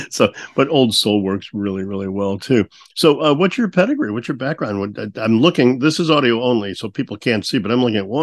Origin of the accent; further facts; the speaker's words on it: Peoria, Illinois, United States; Bradley University in Peoria, Illinois, and which ironically is where I was born